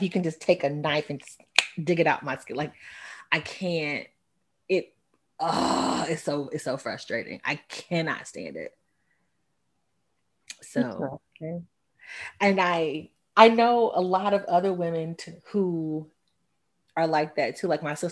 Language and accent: English; Texas, United States; I say y'all because I'm from Texas and y'all is a Texas slang